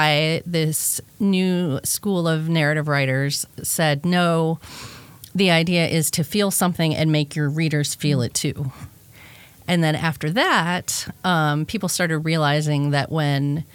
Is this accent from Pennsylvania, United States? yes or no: no; outside Chicago, Illinois, United States; Northwestern, was like 45 minutes from my house where I grew up outside Chicago